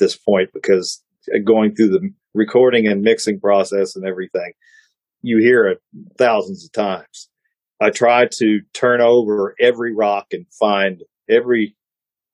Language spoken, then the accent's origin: English; Ohio, United States; I'm from Ohio